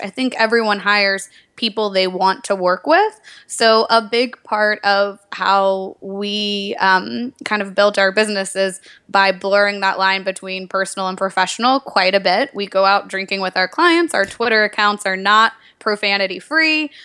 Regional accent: Nashville, Tennessee, United States; moved away; also born or lived in New York; I'm from Nashville, Tennessee originally

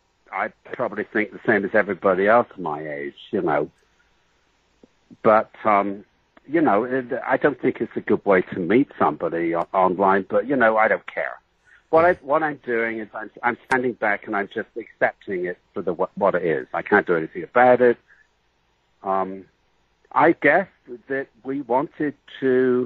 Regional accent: England, United Kingdom; I'm a little bit exotic because I came from England

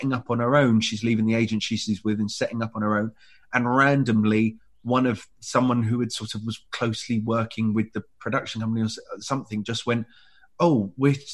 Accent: Ilford, London, United Kingdom; where I grew up in Ilford

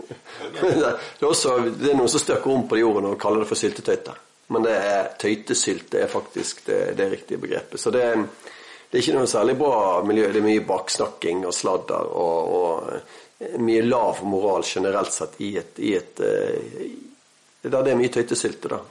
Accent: Bergen, Vestland, Norway; accent: Bergen dialect (bergensk); så lo jeg på bergensk

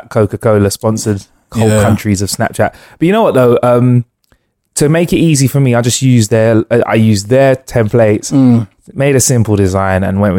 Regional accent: United Kingdom; And also, you know, being a Brit out there, I must say, and this is a big sweeping generalization, but you know, we're getting a lot of love out there.

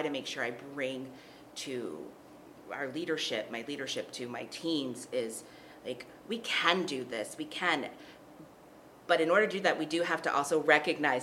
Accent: Texas, United States; moved away as an adult; now in Colorado, United States; I'm from Texas

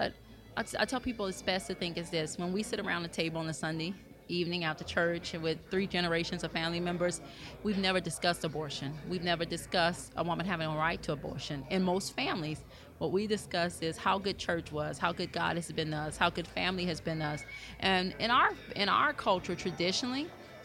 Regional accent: Louisiana, United States; in Louisiana, really, a lot of us base our politics on our family values, our Christian values, things that we were taught at home

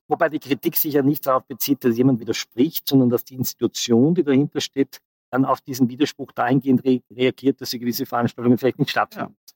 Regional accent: Austria; als Österreicher

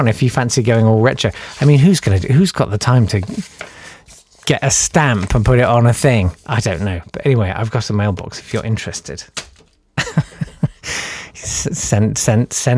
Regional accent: United Kingdom

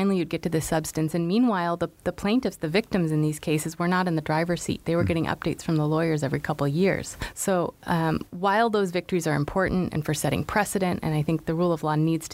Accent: United States; as an American

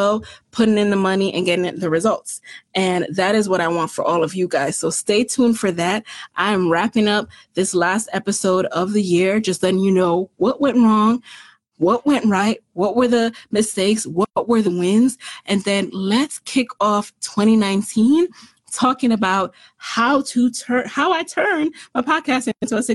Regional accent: New York City, New York, United States; also born or lived in Jamaica; I'm from the Bronx and I'm from Jamaica

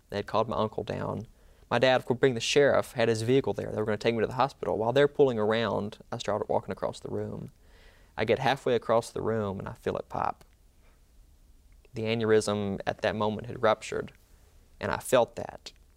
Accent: Mantachie, Mississippi, United States; I'm from Manatee, Mississippi

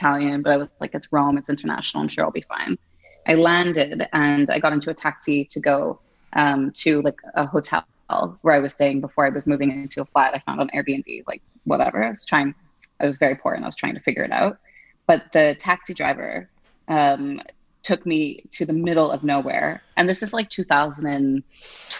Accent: Montreal, Quebec, Canada; moved away as an adult; also born or lived in United Kingdom / Italy / Madrid, Spain; now in Geneva, Switzerland; I am from Montreal, Canada. So I'm like from French Canada, but my family is like Anglophone

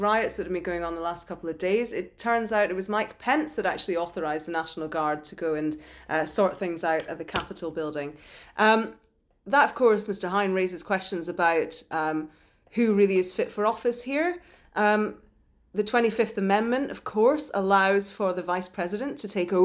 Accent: Scotland, United Kingdom; growing up in Scotland, you know, I've had caber tossing lessons

